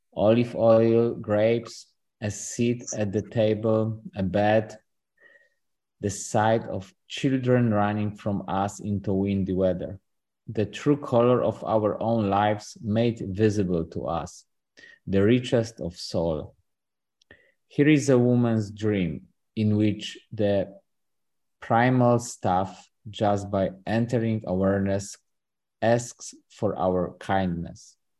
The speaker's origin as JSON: {"language": "English", "country": "Poland", "tie": "born or raised there", "moved": "yes", "lives_now": "Austin, United States", "said": "I was born in Poland, but I'm in Austin right now."}